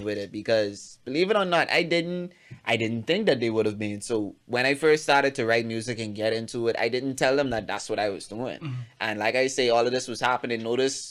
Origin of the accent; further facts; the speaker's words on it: Bahamas; I'm from Abaco